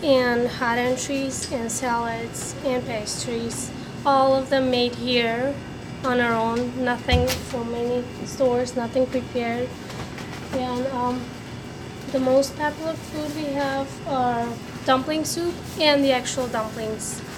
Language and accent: English; Russia; now in Chicago, United States; I'm from Russia too, and I'm Turkish